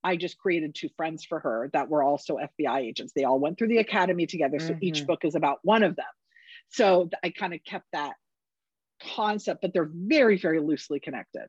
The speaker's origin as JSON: {"language": "English", "region": "the West", "country": "United States", "said": "I'm from the West. I'm in Northern California"}